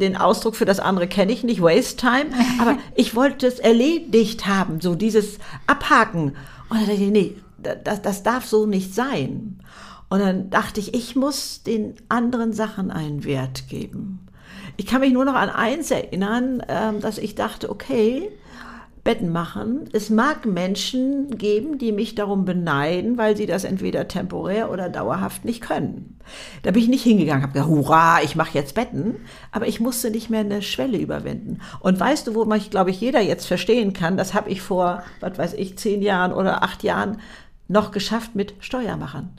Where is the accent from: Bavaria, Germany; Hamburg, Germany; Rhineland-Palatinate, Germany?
Hamburg, Germany; Hamburg ähm, ich äh, meine Heimatstadt sozusagen